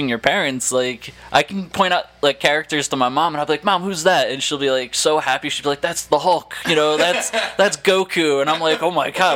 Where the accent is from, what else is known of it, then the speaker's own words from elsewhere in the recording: Long Branch, United States; I was born and raised in Long Branch